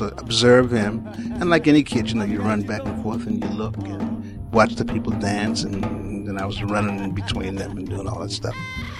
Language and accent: English; New York City, New York, United States; so I was born in Brooklyn, New York, and that's where I grew up.